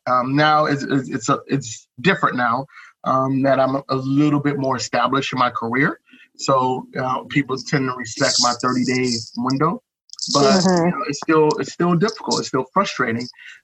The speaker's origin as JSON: {"language": "English", "town": "East Cleveland", "region": "Ohio", "country": "United States", "tie": "born or raised there", "moved": "as an adult", "lives_now": "Bangkok, Thailand", "said": "I grew up in East Cleveland, it's not the nicest place in the world"}